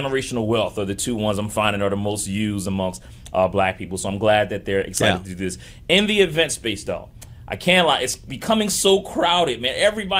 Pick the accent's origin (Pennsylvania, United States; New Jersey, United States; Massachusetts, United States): Pennsylvania, United States; Philadelphia; I'm from North Philly, and I grew up and we had this Unity Day